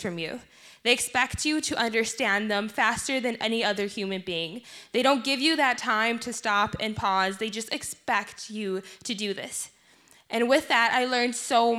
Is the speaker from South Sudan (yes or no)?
yes; South Sudan; moved away; my home country, the Republic of South Sudan